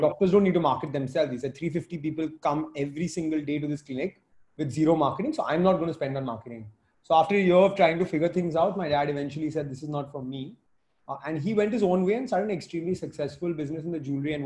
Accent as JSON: {"language": "English", "country": "India", "tie": "born or raised there", "moved": "as an adult", "said": "We grew up in India"}